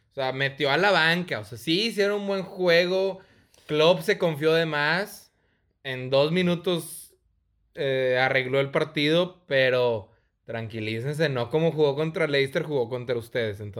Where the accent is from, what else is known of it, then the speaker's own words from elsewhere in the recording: Monterrey, Nuevo León, Mexico; Soy orgullosamente regio.